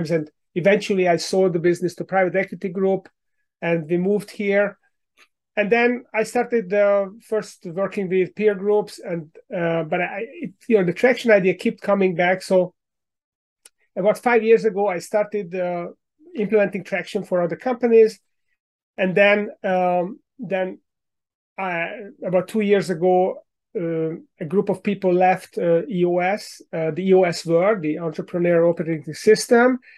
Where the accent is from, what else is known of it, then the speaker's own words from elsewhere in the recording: Hungary; English is a second language; now in United States; Uh, but my accent gives me away, so I moved here ten years ago from Hungary in Central Europe.